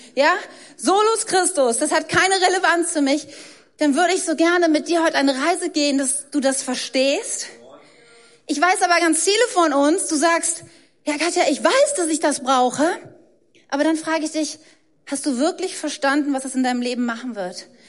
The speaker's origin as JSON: {"language": "German", "country": "Germany", "tie": "born or raised there", "said": "ich bin Deutsche. Ich habe mir das nicht ausgesucht. Ich wurde von deutschen Eltern in Deutschland geboren, deshalb habe ich einen deutschen Pass, ich spreche Deutsch"}